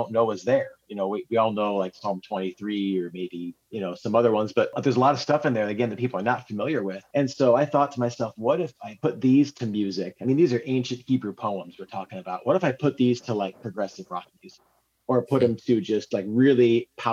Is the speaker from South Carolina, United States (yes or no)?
no; South Dakota, United States; moved away as an adult; also born or lived in Nashville; I moved back to South Dakota from Nashville, you know, you kind of move back to your home area